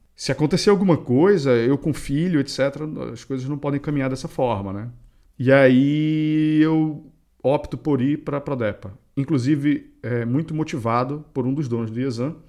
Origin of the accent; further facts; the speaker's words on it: Belém, Pará, Brazil; nós dois acho que somos paraenses